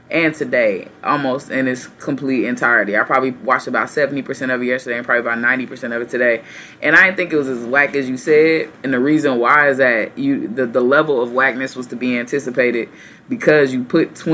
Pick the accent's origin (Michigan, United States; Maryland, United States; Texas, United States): Texas, United States; the capital of Texas, the great state, my home state.